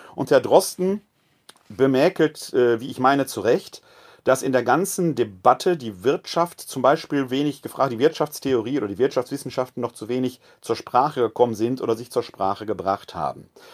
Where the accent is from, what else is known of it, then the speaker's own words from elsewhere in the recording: Essen, North Rhine-Westphalia, Germany; now in Wuppertal, Germany; Ich bin ein Kind des Ruhrgebietes, gebürtig aus Essen-Altendorf